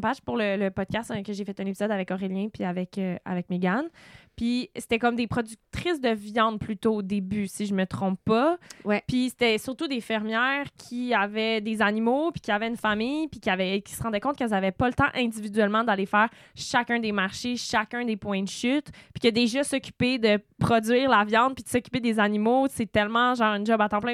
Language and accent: French; Sutton, Quebec, Canada; j'ai grandi à Sutton avec le marché aux puces